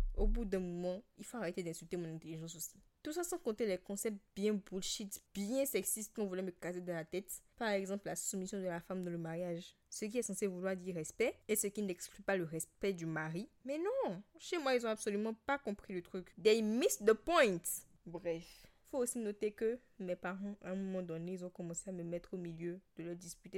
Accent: Benin; Je suis béninoise, j'ai grandi avec tes parents, tous les deux béninois et chrétiens

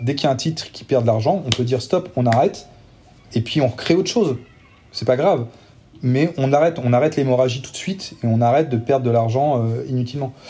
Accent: Nantes, Pays de la Loire, France; moi je suis nantais

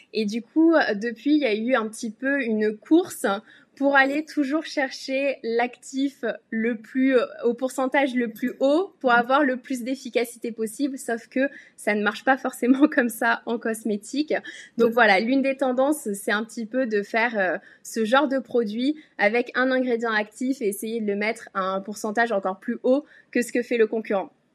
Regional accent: France; moved away as an adult; now in Hong Kong; j'ai quitté la France il y a quelques années

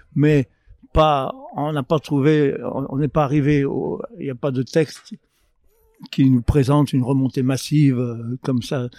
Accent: Lyon, Auvergne-Rhône-Alpes, France; à Lyon, je suis lyonnais

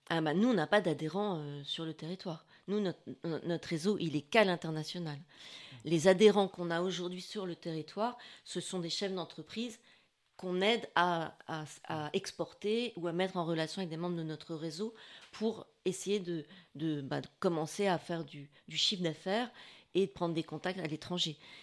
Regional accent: northern France, France; moved away as an adult; also born or lived in Paris; now in Assas, France; je suis du, du, nord. Et je me sentais un peu expatriée en arrivant de Paris.

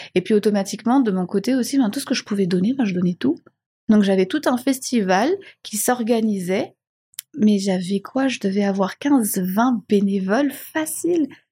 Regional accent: Madagascar; moved away; also born or lived in Réunion / Belgium / Budapest; je suis malgache, je suis fier de l'être, je suis née à Madagascar

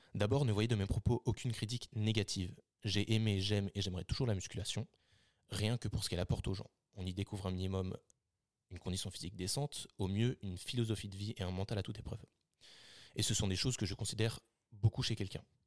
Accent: Lille, Hauts-de-France, France; nous on est de Lille

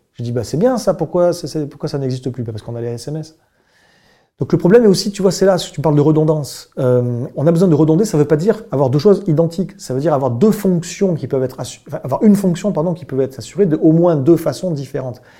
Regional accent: Bordeaux, Nouvelle-Aquitaine, France; je suis bordelais d'origine

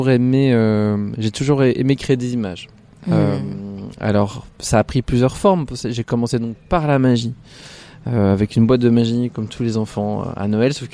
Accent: Bourgogne-Franche-Comté, France; moved away as an adult; now in Paris, France; De Franche-Comté.

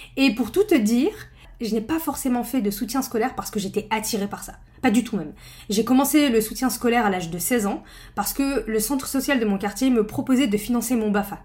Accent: northern France, France; je viens du nord de la France

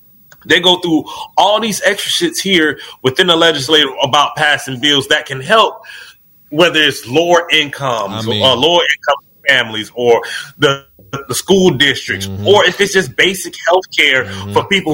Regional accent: United States; As an American who understands what's going on with you guys

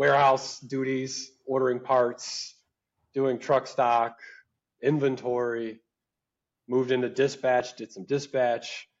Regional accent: Mississippi, United States; moved away as an adult; also born or lived in Chicago, Illinois; now in Illinois, United States; I was from Mississippi, and you know, I told my family I was moving to Chicago

